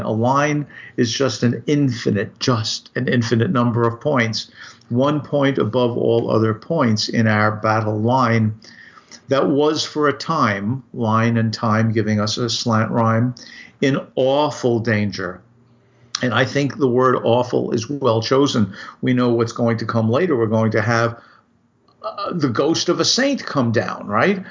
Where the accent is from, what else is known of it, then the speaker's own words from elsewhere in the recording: United States; I'm just an American